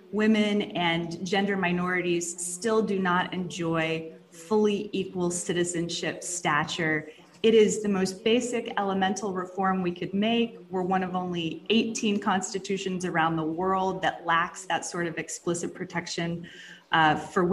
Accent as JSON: {"language": "English", "town": "Jacksonville", "region": "Florida", "country": "United States", "tie": "born or raised there", "also_born_or_lived": "Dallas area, Texas", "moved": "as an adult", "said": "I did grow up in the Dallas area, and then in North Florida, Jacksonville is my hometown."}